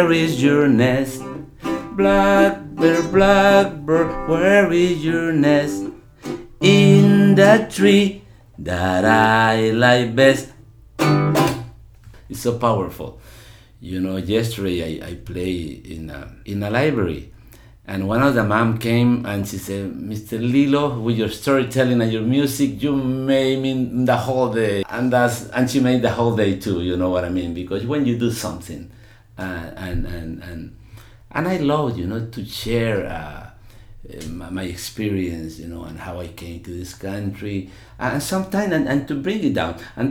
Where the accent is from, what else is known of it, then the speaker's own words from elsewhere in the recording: El Salvador; moved away; growing up in El Salvador